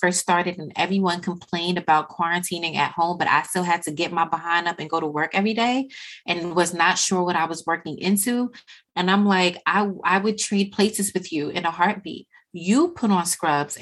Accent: Jamaica; I am Jamaican and there is a house in the hills of St. Anne's that I will always return to no matter what.

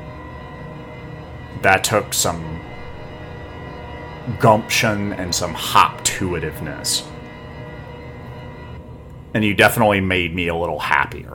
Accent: North Carolina, United States; moved away; also born or lived in Santa Monica Bay area, California; I am a hick from North Carolina

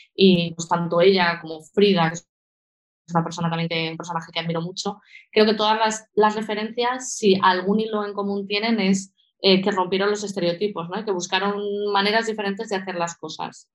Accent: Valencia, Valencian Community, Spain; moved away as an adult; also born or lived in Sant Joan d'Alacant, Alicante / Portugal / Portland, United States; now in Asturias, Spain; de, pequeñita eh, nos mudamos a Valencia y desde entonces eh, pues he estado viviendo en Valencia, me he formado allí

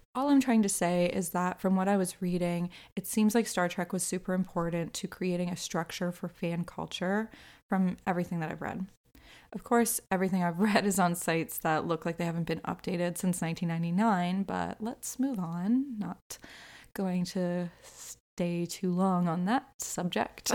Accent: Canada; I'm also Canadian

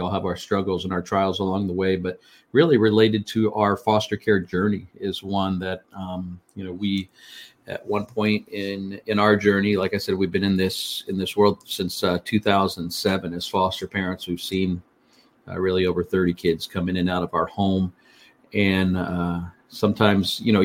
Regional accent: Fort Lauderdale, Florida, United States; I'm a native Floridian. I was born in the Fort Lauderdale area.

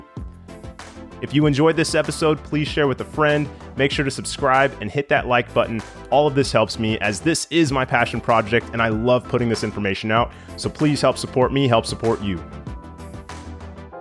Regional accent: West Coast, United States; I grew up on the West Coast

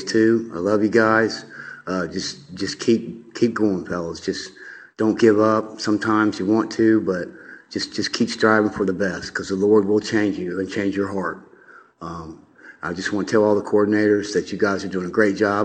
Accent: Columbus, Ohio, United States; I was born and raised in Columbus, Ohio.

